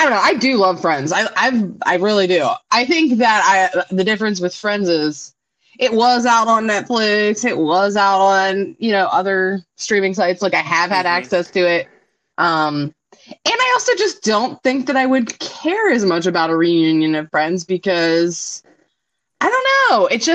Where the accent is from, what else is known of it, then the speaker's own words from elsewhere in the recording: Philadelphia, Pennsylvania, United States; we're from the same region, we're from Philly